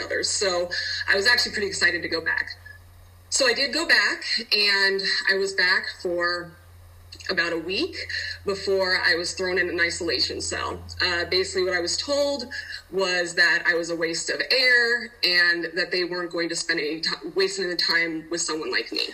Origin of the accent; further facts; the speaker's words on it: Denver, Colorado, United States; also born or lived in Utah; I am from Denver, Colorado.